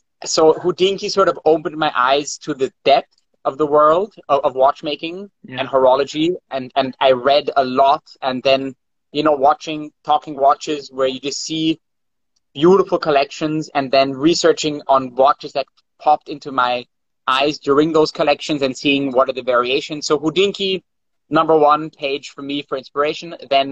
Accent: Vienna, Austria; yes, I'm from Vienna as well. We live in Vienna.

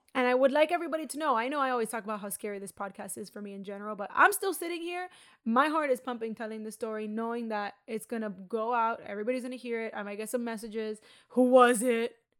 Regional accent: Miami, Florida, United States; I grew up in Miami

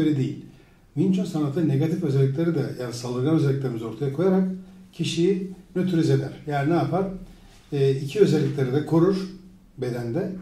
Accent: Izmir, Turkey; also born or lived in Sivas / Adana / Istanbul; 1964 Sivas doğumluyum. Bütün Adana, İzmir, İstanbul'da büyüdüm. İzmir, İstanbul'da ortaokul 2'ye kadar, e, ortaokul 2'den sonra İzmir'de büyüdüm.

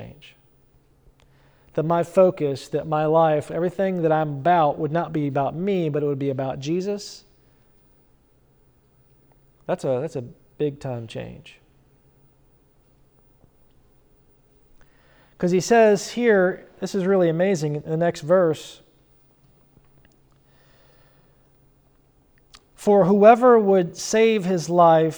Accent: upstate New York, United States; So I came from New York, upstate New York.

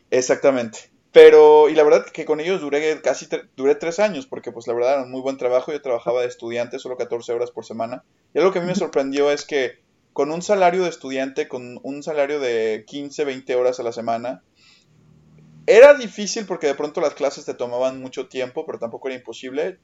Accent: Mexico; moved away as an adult; now in Paris, France; soy mexicano, estoy estudiando una maestría de educación en París 8.

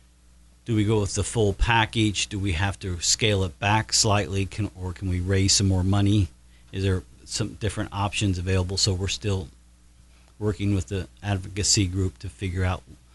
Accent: Batesville, Indiana, United States; when I was a youngster growing up in Batesville, back in the early 70s

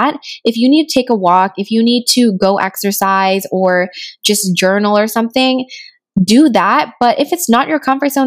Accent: Rio Grande Valley, Texas, United States; moved away as an adult; I grew up in Rio Grande Valley in a primarily Hispanic community where a lot of people spoke Spanish

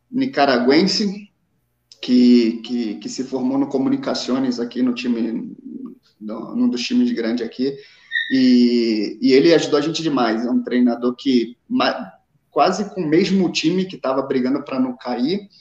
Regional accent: São João de Meriti, Rio de Janeiro, Brazil; born there; also born or lived in Itaguaí; eu nasci em São João de Meriti, mas é, morei em, em Itaguaí.

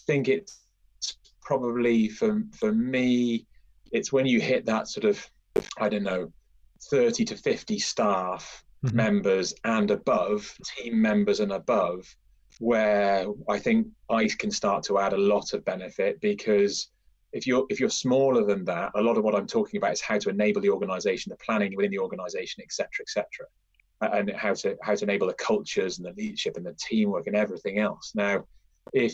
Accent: United Kingdom; So I grew up in a quite a rural part of the northwest, sort of on the border of North Wales and Cheshire.

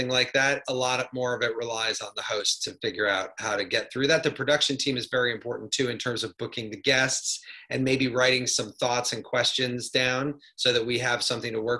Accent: Midwest, United States; moved away; I grew up in the Midwest

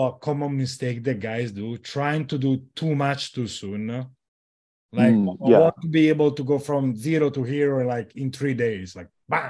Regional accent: Italy; No, of course I'm from Italy.

